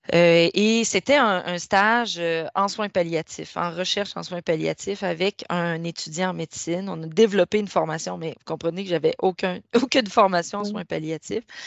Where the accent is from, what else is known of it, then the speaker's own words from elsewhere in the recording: Rivière-au-Renard, Quebec, Canada; moved away; je suis native de la Gaspésie, d'un petit village qui s'appelle Rivière-au-Renard